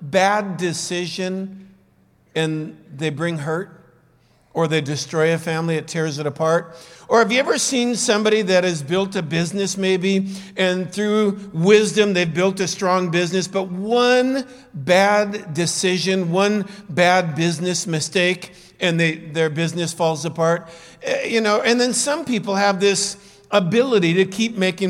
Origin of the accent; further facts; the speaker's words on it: Southern California, United States; moved away as an adult; also born or lived in Santa Monica; now in Peru; I grew up in Southern California as a surfer